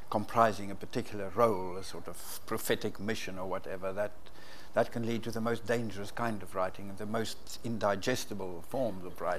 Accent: South Africa; growing up in South Africa

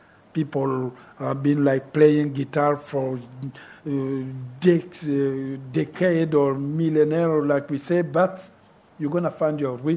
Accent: Republic of the Congo; English is a second language; moved away; also born or lived in France

